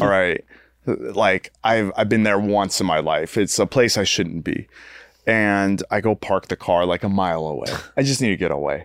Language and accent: English; United States; as an American